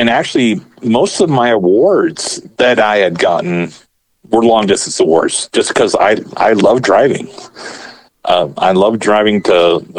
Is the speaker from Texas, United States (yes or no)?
yes; Houston, Texas, United States; moved away; I'm from Houston. It's only like 3 hours away.